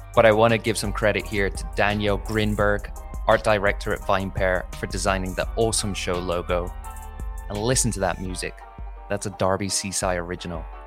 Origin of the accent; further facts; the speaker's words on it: United Kingdom; as a Brit